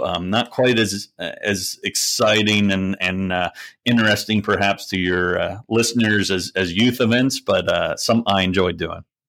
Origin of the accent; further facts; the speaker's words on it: southeast Pennsylvania, United States; moved away; also born or lived in Lancaster County / Doylestown / Bucks County; I grew up on a dairy goat farm, but, um, it, it was actually in southeast Pennsylvania, not far from, uh, Harrisburg.